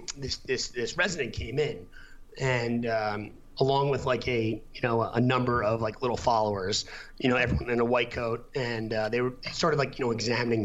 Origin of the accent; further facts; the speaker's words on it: United States; moved away; also born or lived in Boston; I'm from New York originally